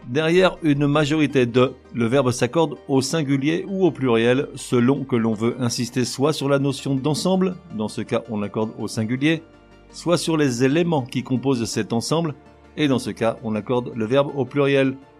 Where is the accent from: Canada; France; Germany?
France; moved away; je suis français, mais je vis à l'étranger